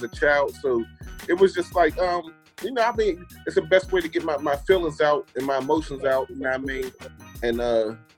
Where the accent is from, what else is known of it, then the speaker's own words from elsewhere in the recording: Pittsburgh, Pennsylvania, United States; I'm from Pittsburgh.